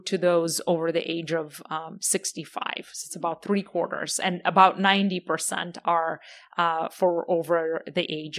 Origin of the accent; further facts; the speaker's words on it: Ukraine; as you know, I'm from Ukraine originally, so that's been taking up a lot of my headspace in time over the past year and a half.